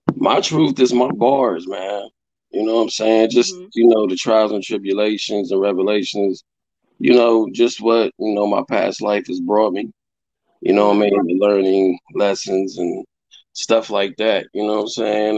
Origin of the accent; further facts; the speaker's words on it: Columbus, Ohio, United States; I'm from Columbus, Ohio, man. Born and raised, like south south side, east side